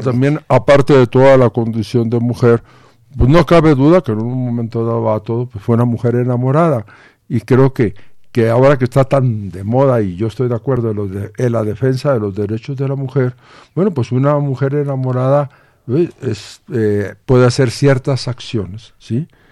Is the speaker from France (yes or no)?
no; Mexico; nuestra nueva identidad como mexicanos